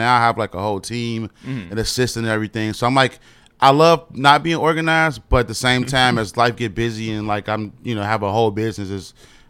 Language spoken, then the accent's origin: English; Chicago, Illinois, United States; West side of Chicago. Okay. It's like me, …, ….